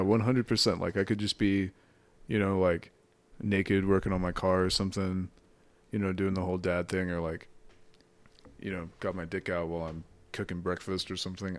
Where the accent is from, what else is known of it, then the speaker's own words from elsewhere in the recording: Washington, United States; also born or lived in Palmdale, California; growing up in Washington State